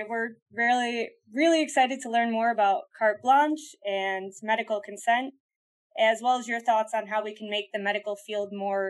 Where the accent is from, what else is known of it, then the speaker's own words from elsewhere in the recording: Rochester, New York, United States; in my hometown, actually, of Rochester, New York.